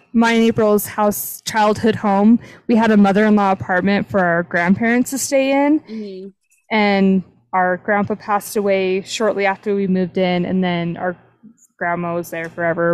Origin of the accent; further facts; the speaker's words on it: South Jordan, Utah, United States; the house we grew up in in South Jordan